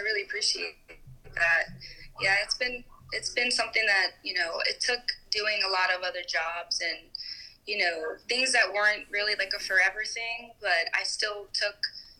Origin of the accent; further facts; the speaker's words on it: Delaware, United States; also born or lived in Staten Island / Tampa; I was born in Staten Island, New York, and then I lived in Delaware for a lot of my childhood, kind of in a country area, a lot of property, on a small farm.